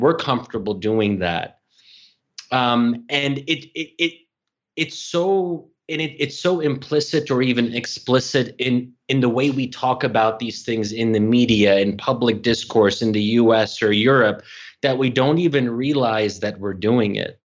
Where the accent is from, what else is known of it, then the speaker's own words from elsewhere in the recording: Bryn Mawr, Pennsylvania, United States; now in Washington, D.C., United States; I'm, I'm born and raised in Bryn Mawr, Pennsylvania.